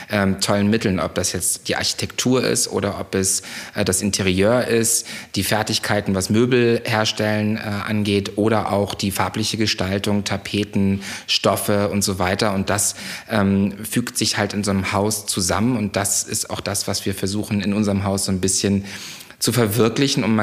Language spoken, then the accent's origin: German; Parchim, Mecklenburg-Vorpommern, Germany; moved away; also born or lived in Munich; aus einer kleinen Kreisstadt in der Nähe von Schwerin, äh, die nennt sich Parchim und ähm, bin da aufgewachsen äh, bei meinen Eltern